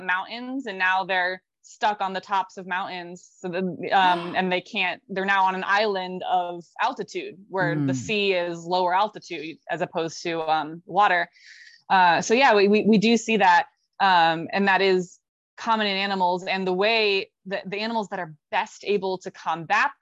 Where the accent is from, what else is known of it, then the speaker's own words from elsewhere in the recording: Florida, United States; moved away; I'm born and raised in Florida, so still count myself also as a Floridian